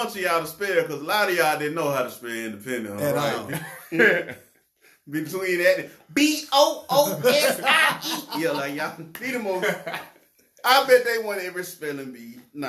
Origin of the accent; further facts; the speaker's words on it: the South, United States; I'm from the South.